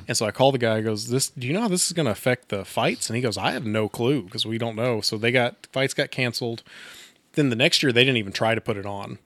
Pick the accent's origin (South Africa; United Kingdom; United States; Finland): United States; Texas; now in Coffeyville, United States; I'm not from Coffeyville, I'm from Texas originally